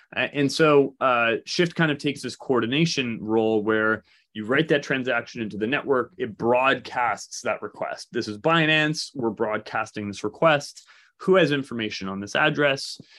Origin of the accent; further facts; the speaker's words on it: Canada; moved away; also born or lived in Toronto; we're from Canada and, and, and spent a lot of, many years in Toronto